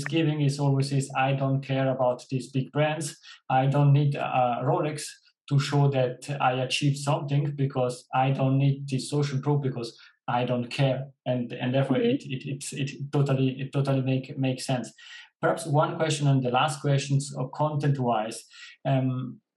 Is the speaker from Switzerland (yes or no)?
yes; Switzerland; I am coming from Switzerland